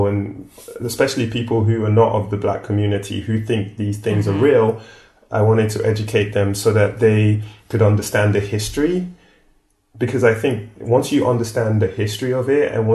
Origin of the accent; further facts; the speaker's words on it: London, United Kingdom; moved away; also born or lived in Nigeria; I grew up in Streatham in South London